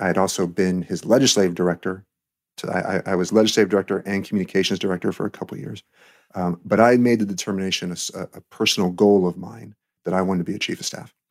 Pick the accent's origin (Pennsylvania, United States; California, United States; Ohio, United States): California, United States; Glendale; moved away as an adult; also born or lived in Santa Monica / Newbury Park / Chicago / Washington; I am a native Californian. Uh, I grew up in Greater Los Angeles.